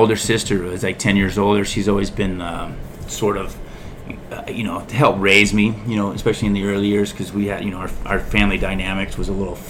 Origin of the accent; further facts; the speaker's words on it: Huntington Beach, California, United States; also born or lived in Fountain Valley; spent my childhood in Huntington Beach growing up here